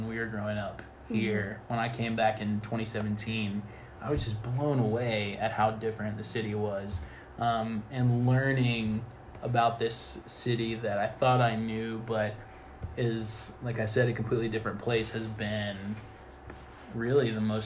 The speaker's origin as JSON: {"language": "English", "town": "Atlanta", "region": "Georgia", "country": "United States", "tie": "born or raised there", "said": "I grew up in Atlanta"}